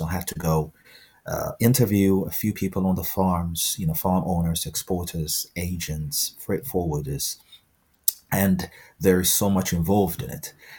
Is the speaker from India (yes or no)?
no; Ethiopia; now in United Kingdom; I'm originally from Ethiopia, so I've, I've uh, like most Ethiopians, um, I grew up uh, with an immense exposure to Ethiopian coffee.